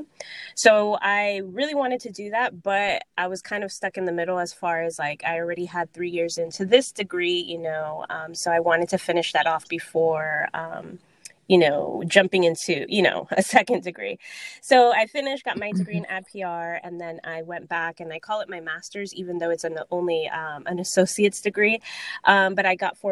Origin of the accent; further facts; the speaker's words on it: Miami, Florida, United States; moved away as an adult; also born or lived in Orlando, Florida / Dominican Republic (descent); now in New York, United States; I was originally from Miami, Florida. So it was like, do I go back home to Miami